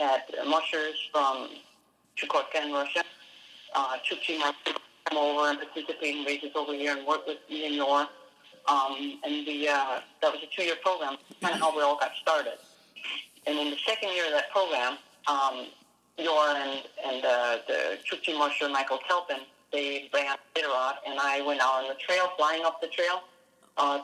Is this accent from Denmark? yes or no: yes; Denmark; now in United States; I did grow up in Denmark